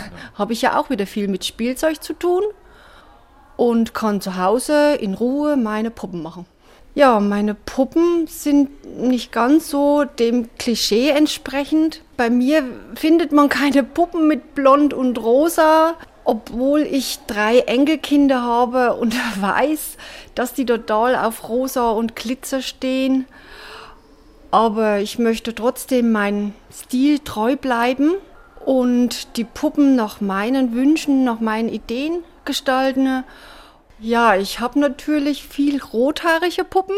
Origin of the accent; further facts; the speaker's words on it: Rauenstein, Thuringia, Germany; also born or lived in Sonneberg; Ich bin äh, in Raunstein geboren